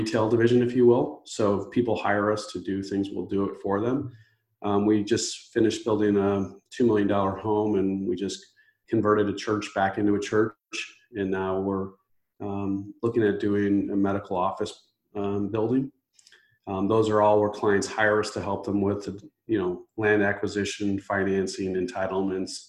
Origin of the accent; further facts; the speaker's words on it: Chicago, Illinois, United States; also born or lived in Ohio; I'm from the Chicagoland area